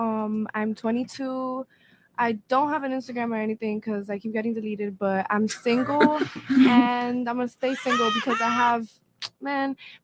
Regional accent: Miami, Florida, United States; Born and raised in Miami, but I'm Cuban.

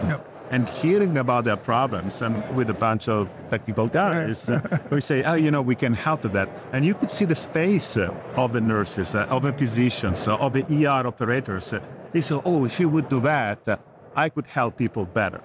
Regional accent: Italy; moved away as an adult; also born or lived in California, United States; now in New Jersey, United States; I came from Italy. I'm Italian.

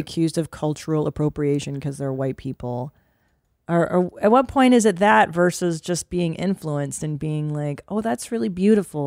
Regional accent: United States

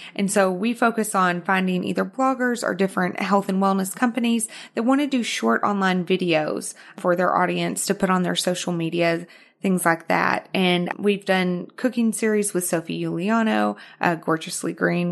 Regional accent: Arkansas, United States; moved away as an adult; also born or lived in Houston, Texas / New York; now in Los Angeles, United States; I was born in Houston, but I was raised in Arkansas. Mm-hmm. So, that's where the accent comes from, Arkansas

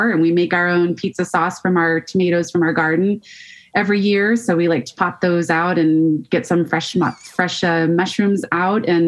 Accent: Colorado, United States; now in Montana, United States; I grew up in Colorado and that I still, whenever I go back, to, I mean, I live in Montana now, but there's some smell about Colorado that always smells like home to me.

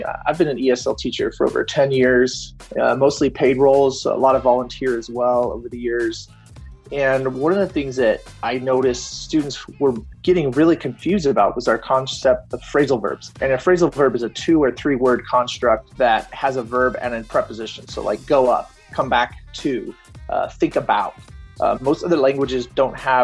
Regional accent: Fort Collins, Colorado, United States; I'm from Fort Collins, Colorado

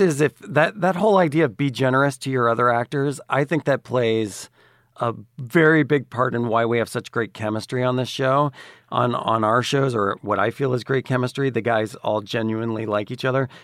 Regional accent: Dallas, Texas, United States; moved away; also born or lived in Atlanta; I grew up in Dallas, Texas

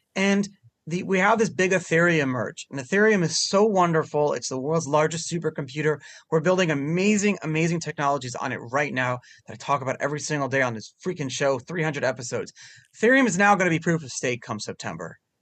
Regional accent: New York City, New York, United States; first language Hebrew; English is a second language; I'm from Brooklyn

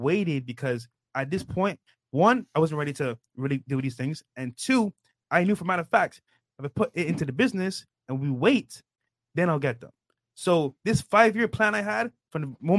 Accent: Barbados; now in Miami, United States; I'm from Barbados.

